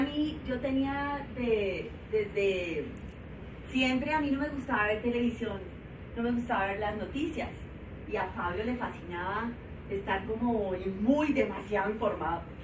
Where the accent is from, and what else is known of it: Colombia; moved away as an adult; now in Guadalajara, Mexico